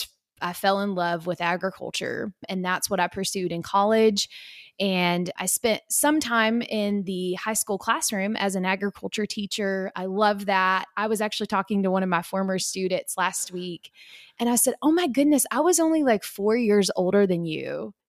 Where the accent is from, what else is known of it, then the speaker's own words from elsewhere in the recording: Kentucky, United States; also born or lived in Indiana; I grew up in Kentucky. If you can't hear it in my voice, then I'll tell you. I grew up in a very, very small town in Kentucky.